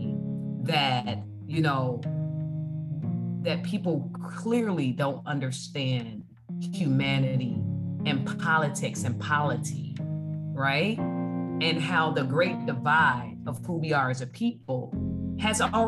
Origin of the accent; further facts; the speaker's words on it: Chicago, Illinois, United States; I grew up in Chicago